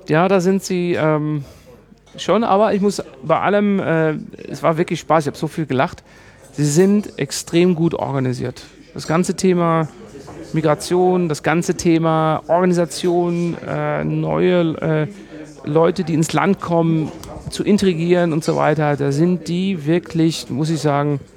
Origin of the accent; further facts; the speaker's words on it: Germany; Normalerweise dachte ich eigentlich als Deutscher, du bist auf den Straßen unterwegs, das geht hier alles viel zu langsam